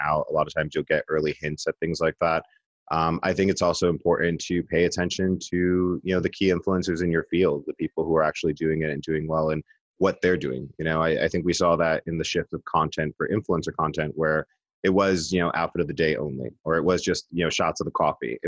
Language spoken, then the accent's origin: English; New York City, New York, United States; I'm Puerto Rican. I'm from the Bronx.